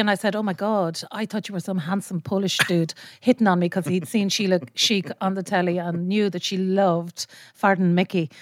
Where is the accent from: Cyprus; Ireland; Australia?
Ireland; Leitrim, Connacht; I'm from Leitrim